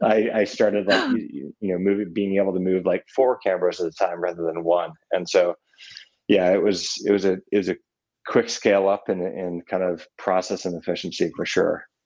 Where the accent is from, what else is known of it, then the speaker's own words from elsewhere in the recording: Burlington, Vermont, United States; also born or lived in Virginia; I was born in Virginia. Um, mm-hmm. And then we moved to Vermont, um, to Burlington